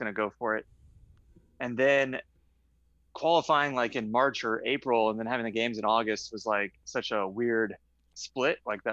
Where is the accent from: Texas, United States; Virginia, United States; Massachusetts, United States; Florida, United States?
Florida, United States; West Palm Beach; I grew up in West Palm Beach, Florida. I was there until college